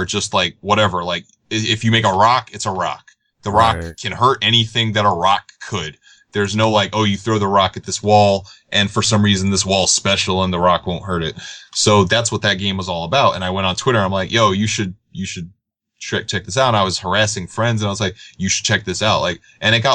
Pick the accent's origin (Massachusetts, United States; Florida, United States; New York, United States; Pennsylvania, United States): New York, United States; I'm me from New York